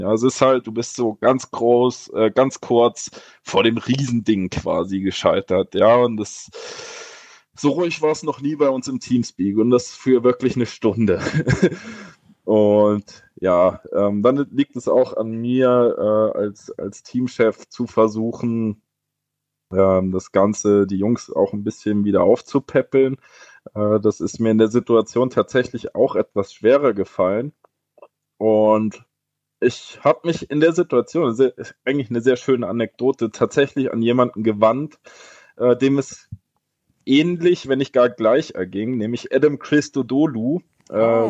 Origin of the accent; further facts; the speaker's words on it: Erfurt, Thuringia, Germany; als Erfurter